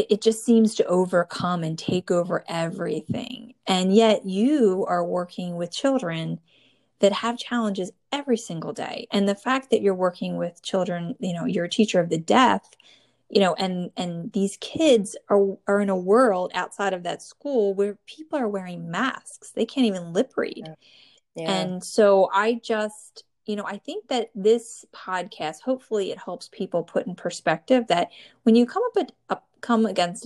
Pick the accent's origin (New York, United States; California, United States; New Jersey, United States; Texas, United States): New Jersey, United States; born or raised there